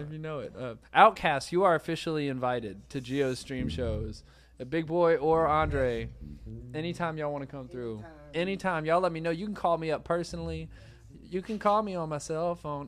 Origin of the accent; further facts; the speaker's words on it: Savannah, Georgia, United States; also born or lived in Nashville, Tennessee; I was born in Nashville, but I moved to Savannah when I was four